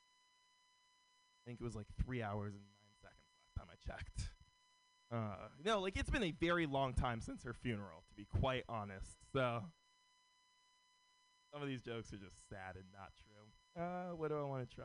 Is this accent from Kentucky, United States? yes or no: no; San Francisco, California, United States; Born and raised in San Francisco.